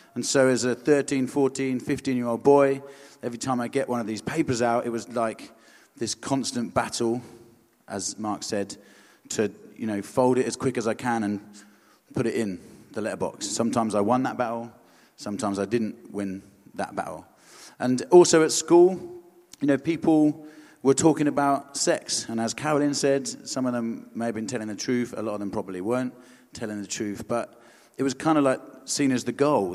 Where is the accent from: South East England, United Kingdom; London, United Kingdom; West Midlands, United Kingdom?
South East England, United Kingdom; Hampshire and Surrey; also born or lived in Aldershot; I'm from Hampshire and Surrey